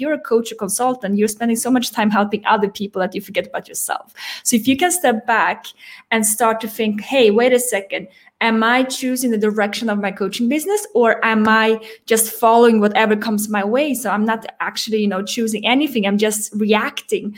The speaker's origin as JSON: {"language": "English", "country": "Sweden", "tie": "born or raised there", "also_born_or_lived": "France", "moved": "as an adult", "said": "I grew up in Sweden, moved to France when I was 21"}